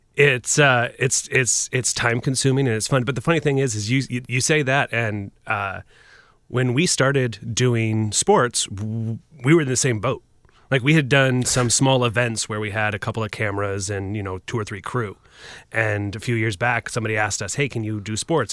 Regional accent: just outside of Portland, Oregon, United States; moved away as an adult; I grew up just outside of Portland

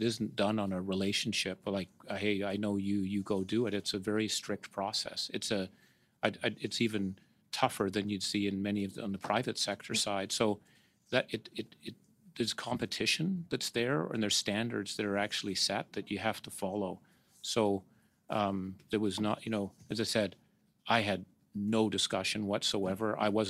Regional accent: Canada; moved away; also born or lived in New York / Hong Kong; I love Canada. I'm from Canada.

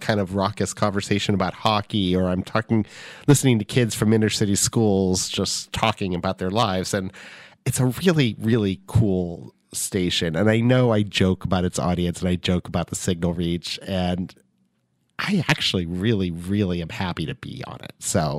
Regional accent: California, United States; I'm from Southern California and I went to high school there.

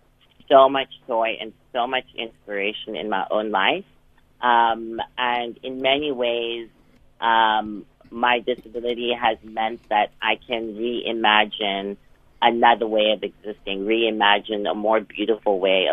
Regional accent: Johannesburg, Gauteng, South Africa; now in Oxford, United Kingdom; I am from Johannesburg.

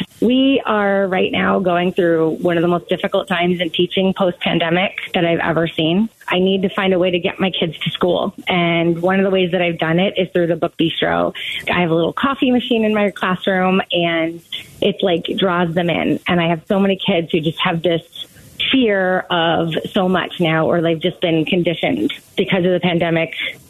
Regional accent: New Jersey, United States; accent: Jersey; now in Arizona, United States; I'm from the East Coast originally

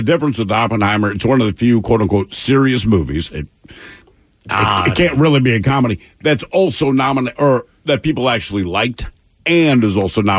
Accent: Baltimore, Maryland, United States; moved away; We come from the East Coast. Baltimore

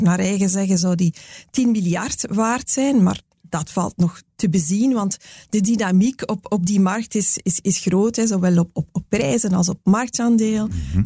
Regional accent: Belgium; wij als Belgen

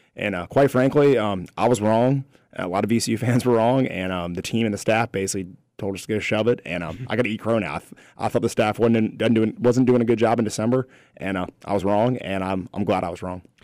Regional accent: Virginia, United States; Growing up in Virginia

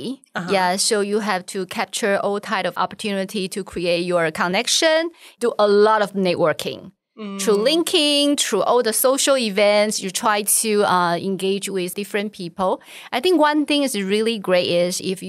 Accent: Taiwan; English is a second language; moved away as an adult; also born or lived in New York; the first opportunity for me to live outside of Taiwan

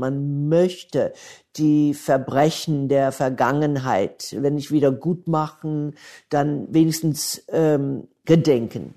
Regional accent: Atlanta, Georgia, United States; German is a second language; moved away; Ich bin im Atlanta, Georgia, im Süden geboren und aufgewachsen, mitten in der Bürgerrechtsbewegung

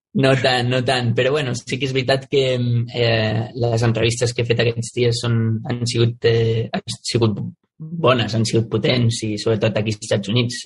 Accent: Sant Antoni de Vilamajor, Catalonia, Spain; és el meu poble, és on m'he criat, on he crescut, és un poble molt petit

